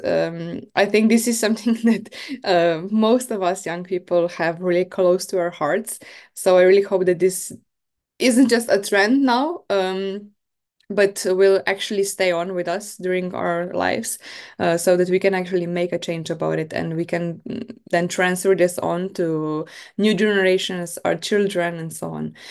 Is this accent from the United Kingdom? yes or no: no; Maribor, Drava, Slovenia; I am from Slovenia, from Maribor.